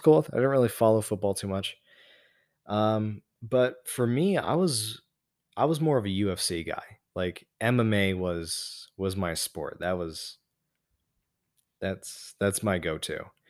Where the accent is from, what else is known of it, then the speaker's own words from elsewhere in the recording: Las Vegas, Nevada, United States; moved away; my hometown